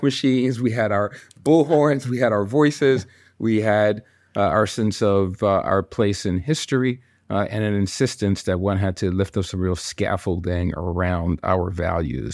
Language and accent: English; New York, United States; also born or lived in Congo; I grew up in New York with my six siblings